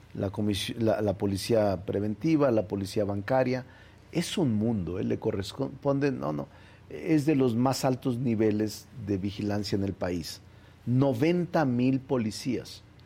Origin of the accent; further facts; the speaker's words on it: Zacatecas, Mexico; moved away as an adult; now in Mexico City, Mexico; Yo nací en Zacatecas, goberné Zacatecas, quiero mucho a Zacatecas. Ahí están mis muertos, ahí están mis raíces, ahí está mi origen. Pero la mayor parte de mi vida, desde que vine a estudiar a la UNAM en los 80 la he pasado en la Ciudad de México